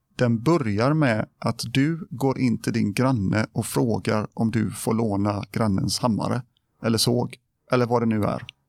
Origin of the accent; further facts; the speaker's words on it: Gothenburg, Västra Götaland, Sweden; moved away as an adult; also born or lived in Biskopsgården, Gothenburg; now in Borås, Sweden; jag föddes, föddes i Biskopsgården. Där, ja. Jag bodde där tills jag var sex år. Sen så flyttade vi till Kärra. Ja på Hisingen. Eh, och där bodde jag tills jag flyttade hemifrån.